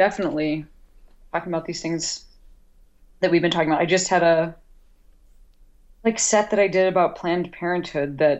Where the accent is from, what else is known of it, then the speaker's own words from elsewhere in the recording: United States; as an American